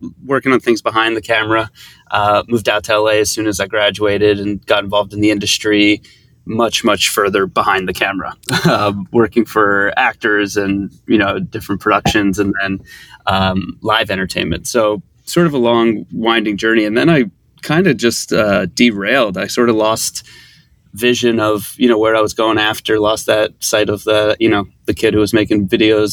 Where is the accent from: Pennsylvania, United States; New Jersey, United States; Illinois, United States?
Pennsylvania, United States; Philadelphia; I'm from Philly, as is Alex.